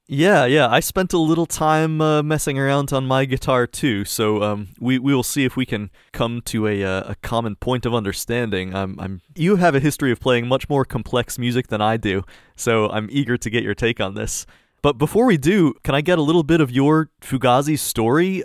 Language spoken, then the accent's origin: English; United States; as an American